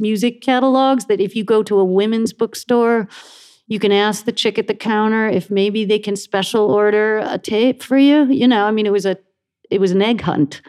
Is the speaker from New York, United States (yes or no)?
yes; Buffalo, New York, United States; I grew up in Buffalo